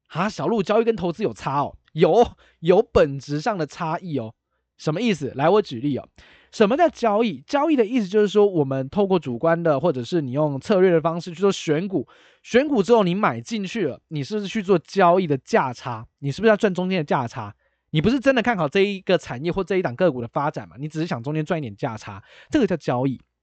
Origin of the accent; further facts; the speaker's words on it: Taiwan; 我们是台湾人嘛